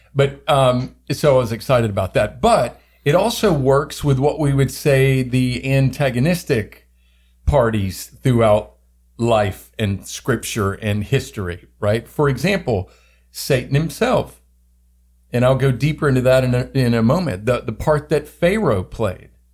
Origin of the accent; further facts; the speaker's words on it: the South, United States; I grew up in the South